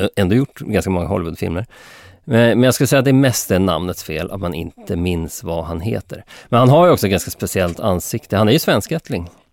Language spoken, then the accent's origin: Swedish; Sweden; mig som svensk